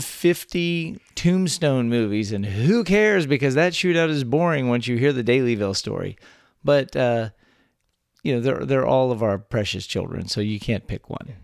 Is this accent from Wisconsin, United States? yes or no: no; South Texas, United States; also born or lived in San Antonio; I grew up all over South Texas